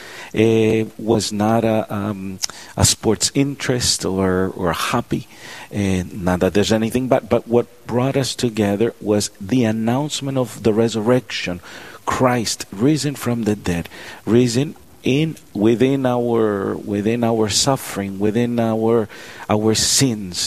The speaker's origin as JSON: {"language": "English", "town": "Miami", "region": "Florida", "country": "United States", "tie": "born or raised there", "moved": "as an adult", "said": "We grew up in Florida, Miami, Florida"}